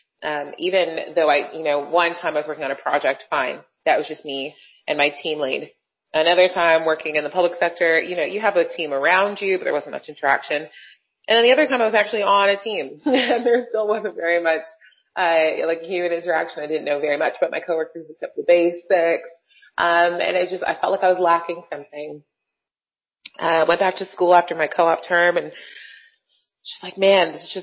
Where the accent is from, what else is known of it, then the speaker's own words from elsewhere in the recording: Brampton, Ontario, Canada; also born or lived in Toronto; I was born in Toronto, grew up in Brampton, just outside of Toronto, GTA